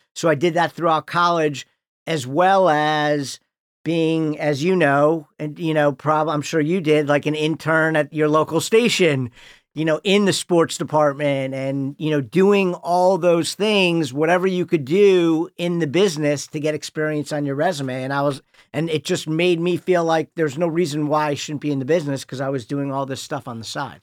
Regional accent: Highland Park, Illinois, United States; moved away; I grew up in Highland Park

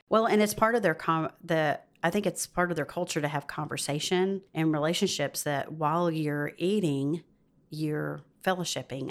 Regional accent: the South, United States; moved away as an adult; also born or lived in Georgia / Arkansas / West Virginia; I'm from the South

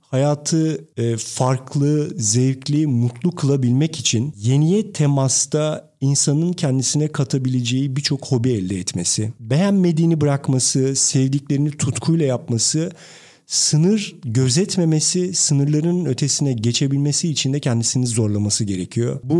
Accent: Turkey; Türk'üm ben.

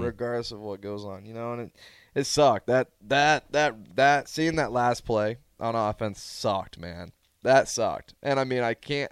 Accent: Omaha, Nebraska, United States; I'm from Omaha

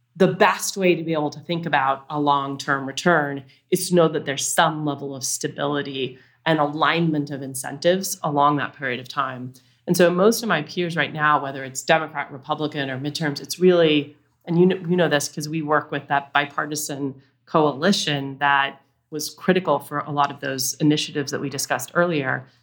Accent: Utah, United States; I grew up in Utah

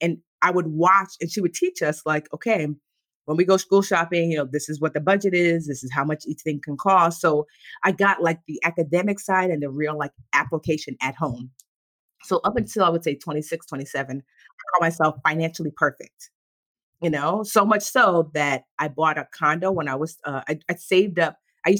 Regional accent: Nigeria; So we grew up, and plus we're Nigerian, so it's already compounded.

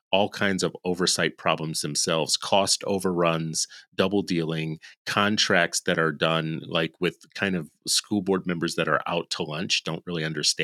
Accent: California, United States; born there; It's my birthplace. It's like where I was born. There. Yeah. It's move like where I was born. Like I am from the People's Republic of California.

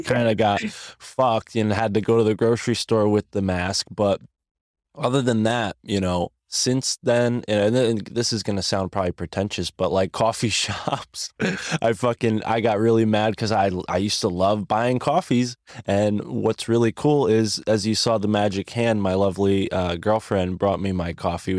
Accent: United States; as an American.

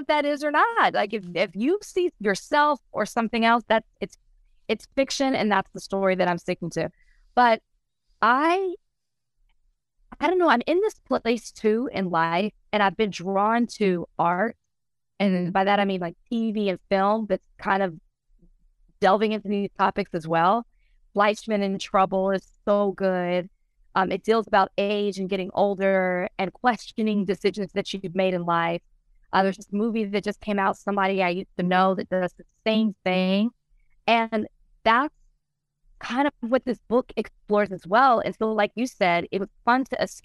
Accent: Texas, United States; I'm from Texas. I love to let everybody know I'm from Texas

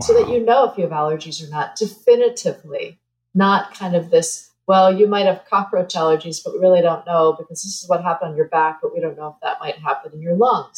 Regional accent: New Jersey, United States; moved away; I grew up in New Jersey

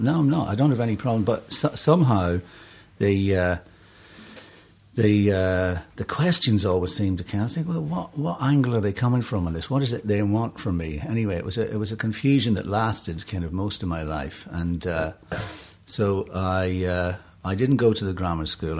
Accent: Enniskillen, Northern Ireland, United Kingdom; moved away; I was born in Enniskillen. Uh, beautiful town, fabulous, beautiful island town. It was a great place to grow up as a kid

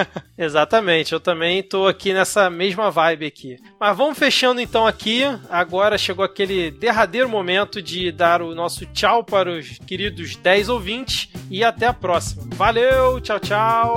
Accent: Rio de Janeiro, Brazil; nós somos aqui do Rio de Janeiro

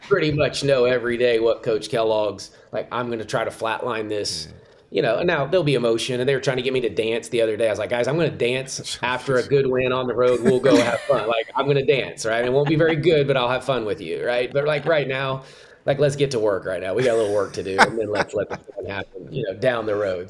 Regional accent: Richardson, Texas, United States; now in Morgantown, United States; I'm in Dallas, Texas, Richardson, Texas, suburb of Dallas.

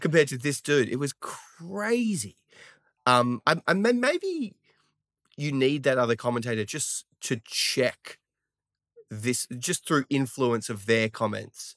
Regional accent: Australia; accent: Australian

